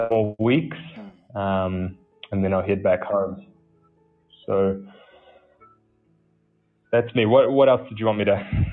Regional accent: New Zealand; I'm from New Zealand, which is why you may be finding it difficult to understand my accent. So I'm currently serving in Uganda

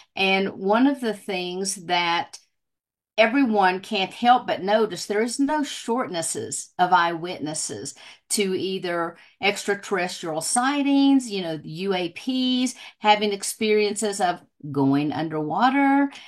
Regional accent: southwestern Virginia, United States; now in Colorado, United States; I grew up in Virginia

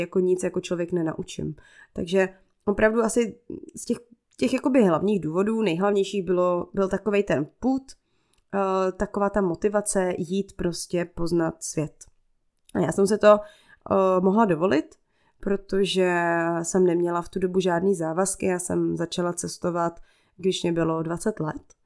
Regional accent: Czechia; first language Czech; ten svůj komfortní svět tady v Čechách

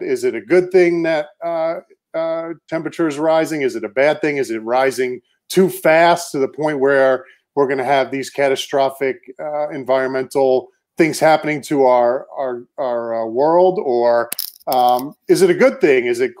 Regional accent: Cape Cod, Massachusetts, United States; moved away as an adult; also born or lived in Maine / Houston; I'm originally from Cape Cod, Massachusetts.

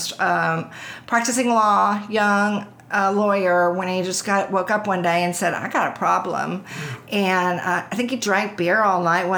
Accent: Houston, Texas, United States; I grew up in Houston.

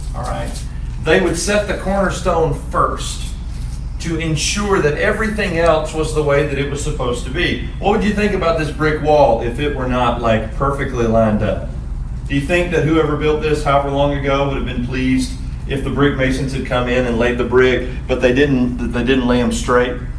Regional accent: Pulaski, Tennessee, United States; now in Henderson, United States; I'm from Pulaski, Tennessee. That's a little small town. All right, Bowling Green is like a giant city compared to where I grew up

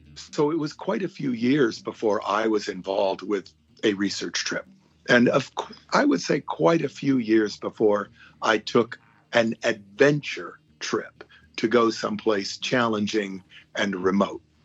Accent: Hawaii, United States; moved away; I'm a little kid who grew up in Hawaii

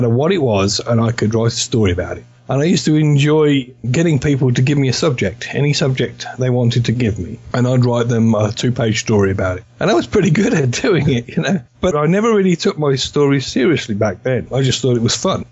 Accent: Northampton, East Midlands, United Kingdom; now in United States; England originally, but I used to live in a town called Northampton, about 55 miles south of London

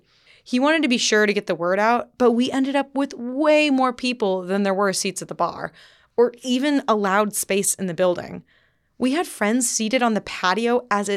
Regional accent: Dripping Springs, Texas, United States; moved away as an adult; we were born and raised in Dripping Springs, Texas, I've since moved out of state

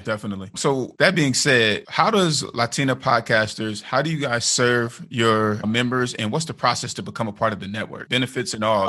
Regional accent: Bay Area, California, United States; that's where I'm from. I'm from the Bay Area.

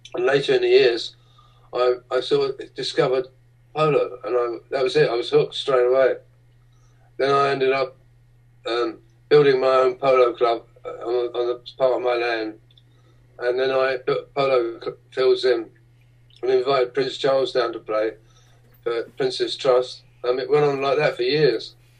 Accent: London, United Kingdom; when I was a little boy uh, growing up in the East End of London

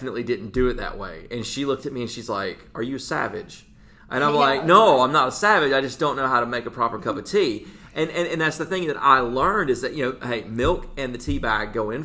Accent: United States; as an American

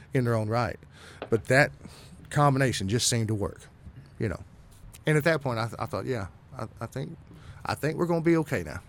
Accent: Texas, United States; growing up in Texas, I was exposed to a lot of swing

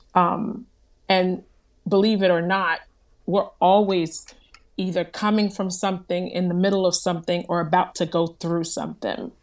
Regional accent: New Jersey, United States; I am from New Jersey, born and raised. My family is from Haiti

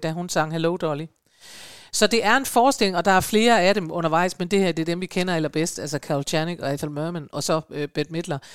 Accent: Denmark; I Danmark

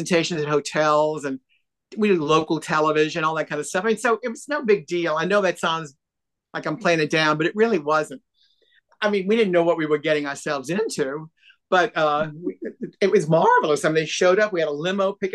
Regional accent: New Orleans, Louisiana, United States; We call it red gravy in New Orleans

